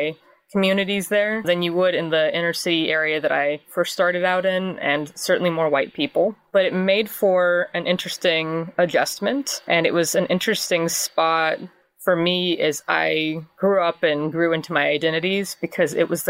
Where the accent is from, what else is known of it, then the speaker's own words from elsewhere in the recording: Houston, Texas, United States; also born or lived in Clear Lake, Texas; I am from Texas. I grew up in Houston.